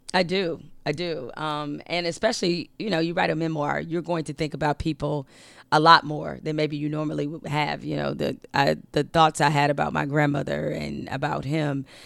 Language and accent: English; Detroit, Michigan, United States; we grew up in Detroit